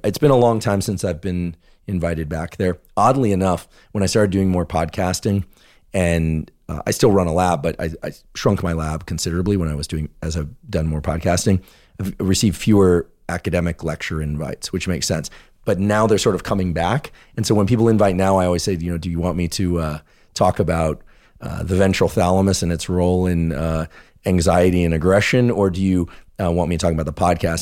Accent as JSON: {"language": "English", "region": "California", "country": "United States", "tie": "born or raised there", "said": "I grew up in California, and there were a lot of earthquakes"}